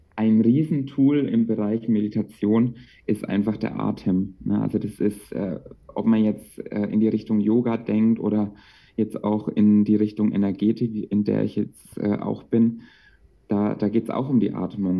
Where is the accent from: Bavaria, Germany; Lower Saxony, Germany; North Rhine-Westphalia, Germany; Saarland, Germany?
Bavaria, Germany; Bamberg; ich komme aus Bamberg und dort arbeite ich aktuell als Erzieher